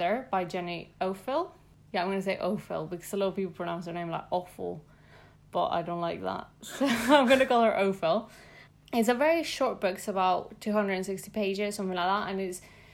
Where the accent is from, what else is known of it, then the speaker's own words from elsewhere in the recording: Mexico City, Mexico; I'm from Mexico City